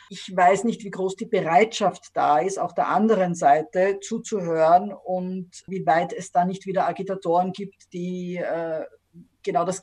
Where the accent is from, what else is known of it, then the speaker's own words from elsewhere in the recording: Stockerau, Lower Austria, Austria; also born or lived in Vienna; Ich bin äh, aufgewachsen in, also geboren in Wien, aufgewachsen in Stockerau, dort ins Gymnasium gegangen, dann hat eben in Wien studiert